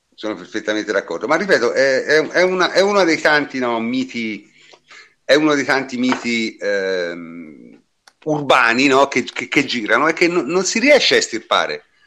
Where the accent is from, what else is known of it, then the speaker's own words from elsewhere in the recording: Siena, Tuscany, Italy; sono di Siena quindi la conosco bene